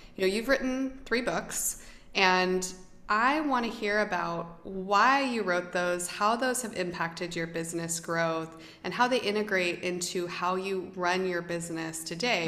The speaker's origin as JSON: {"language": "English", "country": "United States", "said": "I'm American"}